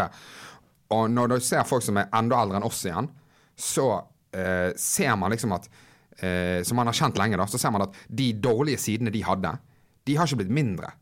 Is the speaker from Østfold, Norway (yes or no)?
no; Bergen, Vestland, Norway; now in Oslo, Norway; jeg er hjemme i Bergen nå